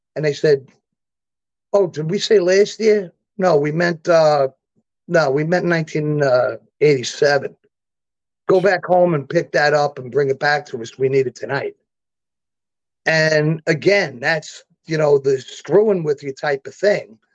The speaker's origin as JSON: {"language": "English", "town": "New York City", "region": "New York", "country": "United States", "said": "old school Brooklyn stuff"}